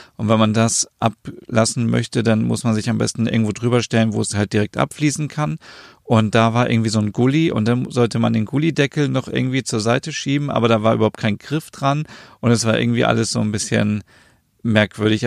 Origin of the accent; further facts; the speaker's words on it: Germany; bei uns in Deutschland